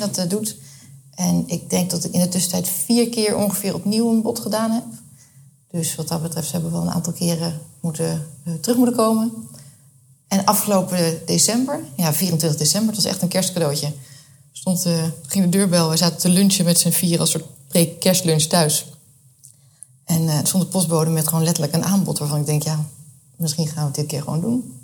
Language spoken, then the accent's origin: Dutch; Rotterdam, South Holland, Netherlands; now in The Hague, Netherlands; Ik ben eh, opgegroeid in eh, Rotterdam